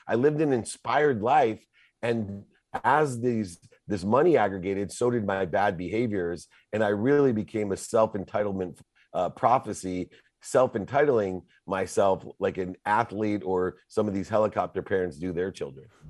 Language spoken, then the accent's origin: English; Akron, Ohio, United States; moved away; also born or lived in Southern California; I was born in Akron, Ohio